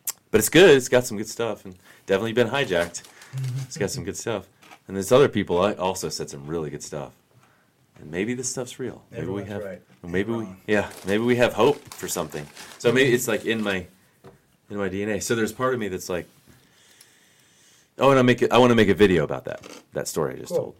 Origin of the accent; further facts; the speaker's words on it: United States; I'm born and raised in the United States